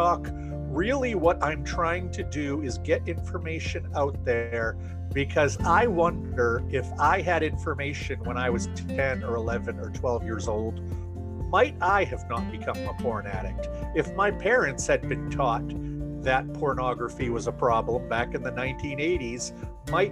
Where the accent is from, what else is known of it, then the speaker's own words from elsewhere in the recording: United States; also born or lived in Maine; I am from the United States of America. I live in a state called Maine